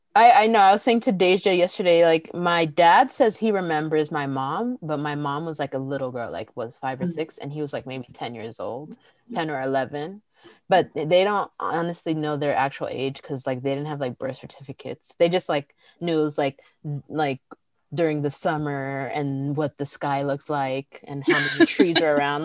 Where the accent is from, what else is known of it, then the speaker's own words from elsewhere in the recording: Pasadena, California, United States; I grew up in Pasadena, and in that part of like Los Angeles